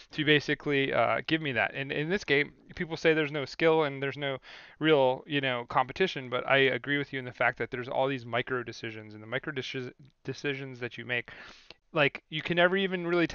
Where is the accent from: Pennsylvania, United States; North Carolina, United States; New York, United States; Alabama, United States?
New York, United States; Syracuse; also born or lived in Manlius, New York; I'm from Syracuse, New York